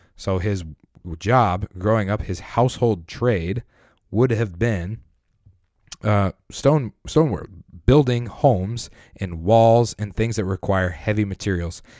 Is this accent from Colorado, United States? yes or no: yes; Colorado, United States; I'm from Colorado, grew up in Colorado